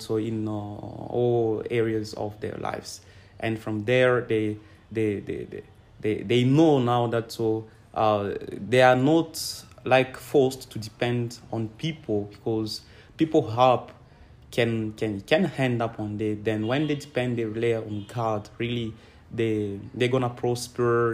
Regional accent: Kolwezi, Lualaba, DR Congo; I'm from Congo. Um, I was born here, but grew up uh, in Kolwezi uh, city.

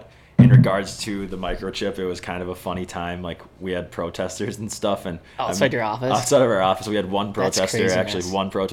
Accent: Woodbury, Minnesota, United States; growing up in Woodbury

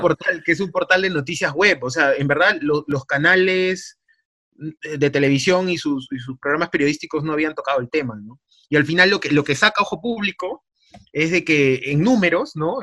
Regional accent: Peru; así somos los peruanos

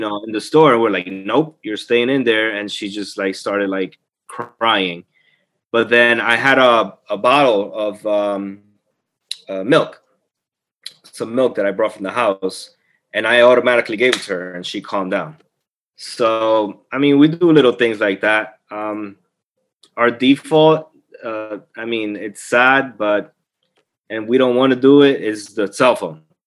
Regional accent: Colombia; moved away; We were growing up in Colombia

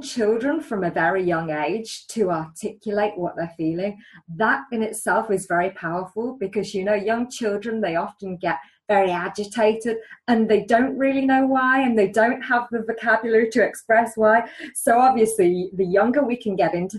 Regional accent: England, United Kingdom; I'm English

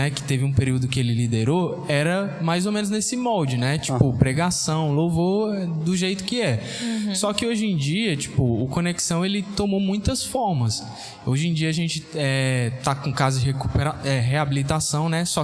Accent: Bahia, Brazil; moved away as an adult; now in Fortaleza, Brazil; E eu sou baiano.

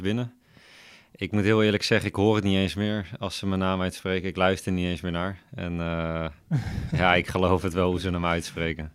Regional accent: Veenendaal, Utrecht, Netherlands; Opgegroeid in Veenendaal. Dus eh, nog steeds woon ik in Veenendaal.

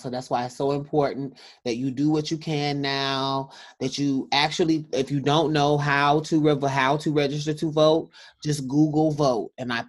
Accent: South Carolina, United States; that in my home state of South Carolina, there's some verification issues right now

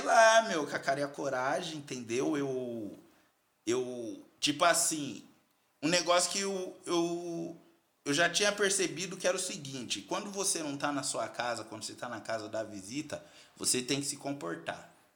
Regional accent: Carapicuíba, São Paulo, Brazil; moved away as an adult; also born or lived in China; sou da Coab de Carapicuíba, lá da Coab do, Coab do Netinho

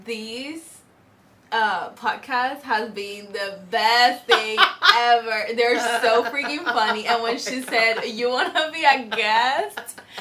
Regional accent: Puerto Rico; moved away as an adult; also born or lived in Tennessee / Orlando; now in California, United States; Yeah, so I'm from Puerto Rico. I have been in United States for like, I will say for 12 years, from Puerto Rico to Tennessee, Tennessee to Orlando.

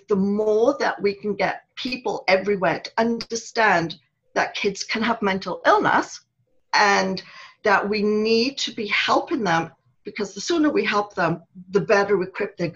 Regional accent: Wales, United Kingdom; moved away as an adult; when I was growing up in Wales

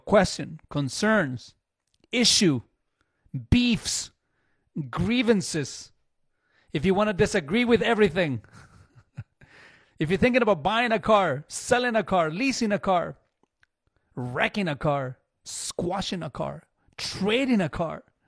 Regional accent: Chile; now in Canada; I, I grew up in Chile, and it's all metric

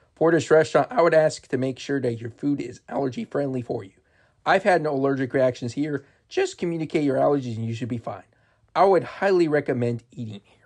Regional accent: Marysville, Ohio, United States; my hometown of Marysville, Ohio

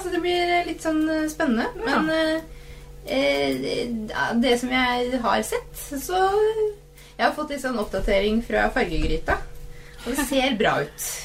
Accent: Eastern Norway, Norway; som østlending

